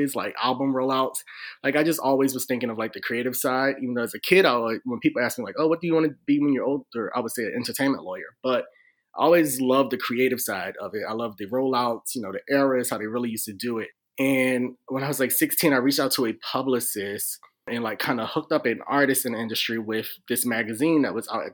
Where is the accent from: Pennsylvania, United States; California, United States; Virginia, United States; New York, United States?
Pennsylvania, United States; Philadelphia; now in DMV area, United States; I'm from Philly.